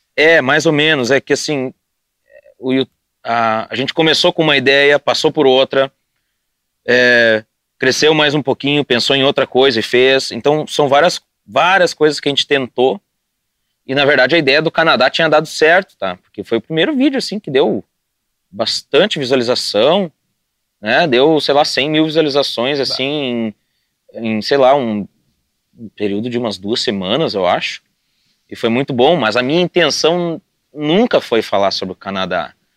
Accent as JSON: {"language": "Portuguese", "town": "Sapiranga", "region": "Rio Grande do Sul", "country": "Brazil", "tie": "born or raised there", "moved": "as an adult", "said": "eu cresci em Sapiranga"}